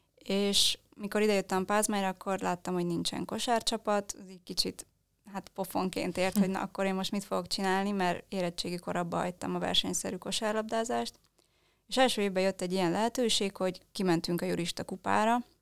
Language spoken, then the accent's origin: Hungarian; Transylvania, Romania; now in Budapest, Hungary; Mi Erdélyből származunk